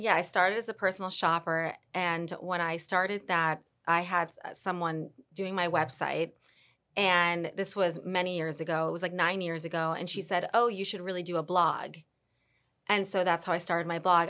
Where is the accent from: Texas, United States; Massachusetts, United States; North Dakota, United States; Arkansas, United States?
Texas, United States; Dallas; also born or lived in New York / Argentina / Colombia; now in Miami, United States; I'm from Dallas.